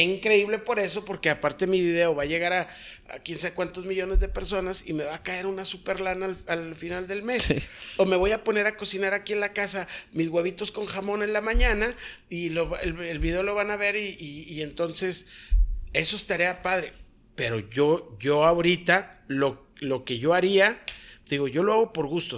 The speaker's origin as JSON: {"language": "Spanish", "country": "Mexico", "said": "en mi país"}